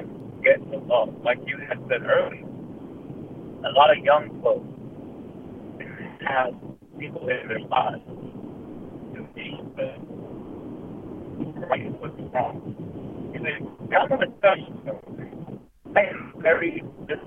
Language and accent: English; United States; as African American people